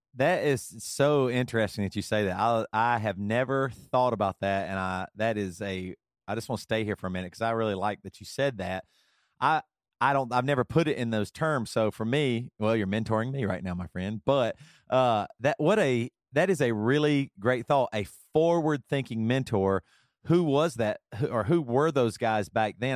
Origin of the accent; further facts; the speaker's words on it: South Carolina, United States; moved away; also born or lived in Seattle; growing up in South Carolina